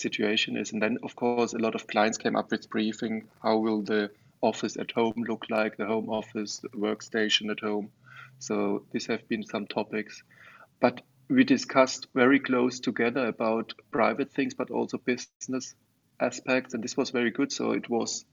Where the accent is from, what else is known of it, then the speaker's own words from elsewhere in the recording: Germany; also born or lived in Offenbach; I grew up in Germany. I'm educated at a German university in Offenbach, where I'm still living